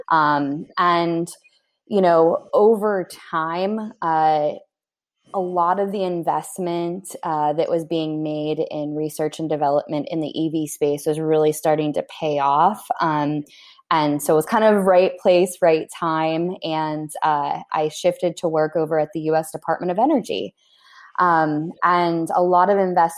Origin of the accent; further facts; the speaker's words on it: Pittsburgh, Pennsylvania, United States; my hometown in Pittsburgh